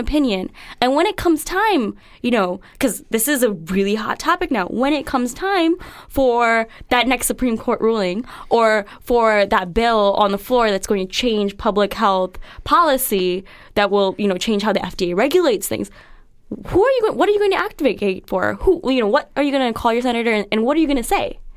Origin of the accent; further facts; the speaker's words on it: United States; I, I'm an American citizen. Uh, I plan to live here my entire life